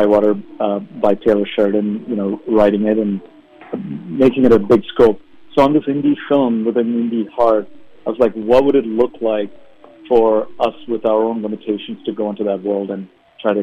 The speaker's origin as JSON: {"language": "English", "country": "India", "tie": "born or raised there", "moved": "yes", "said": "in the early part of my life, I grew up in India"}